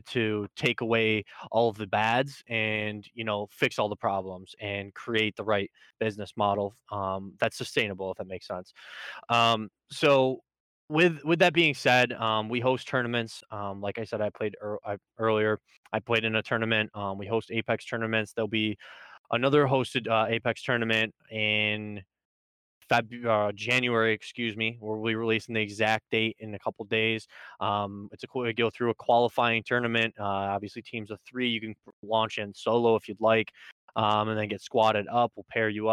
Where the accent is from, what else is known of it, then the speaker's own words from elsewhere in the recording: Syracuse, New York, United States; I'm from Syracuse, New York, upstate, baby